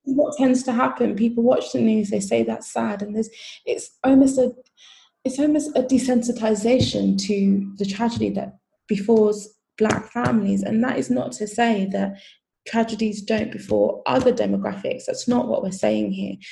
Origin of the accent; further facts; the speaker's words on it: United Kingdom; I am Nigerian by heritage, British by um, citizenship. And so when my parents um, migrated to the UK, it was so that they could have their kids here